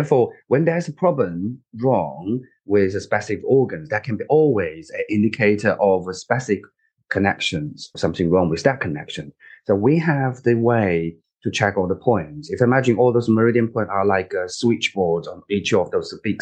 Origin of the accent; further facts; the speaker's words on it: China; moved away as an adult; now in United Kingdom; I grew up and I was born in China